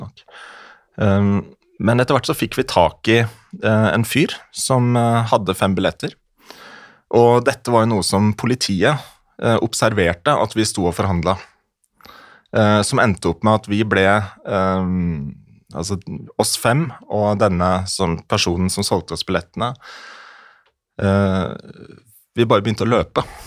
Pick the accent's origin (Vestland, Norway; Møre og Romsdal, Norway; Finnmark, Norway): Møre og Romsdal, Norway; jeg er jo fra Romsdal